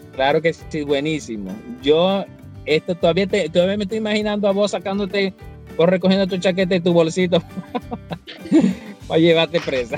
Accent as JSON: {"language": "Spanish", "country": "Venezuela", "moved": "yes", "said": "a nosotros como venezolanos"}